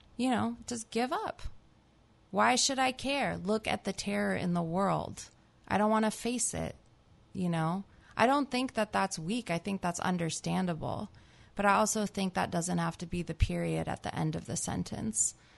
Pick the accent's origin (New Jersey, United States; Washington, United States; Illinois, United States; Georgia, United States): New Jersey, United States; moved away as an adult; also born or lived in California; now in Berkeley, United States; I grew up in New Jersey, actually